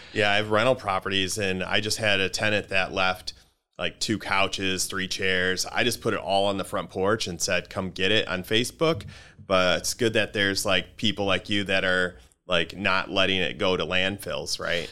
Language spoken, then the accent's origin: English; Grand Rapids, Michigan, United States; I grew up in Grand Rapids in um, in the '80s